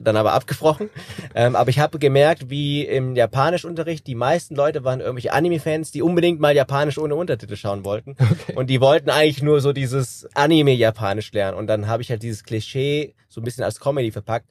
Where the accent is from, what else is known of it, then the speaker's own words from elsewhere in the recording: Kassel, Hesse, Germany; Ich bin 33 Jahre alt, gebürtiger Kassler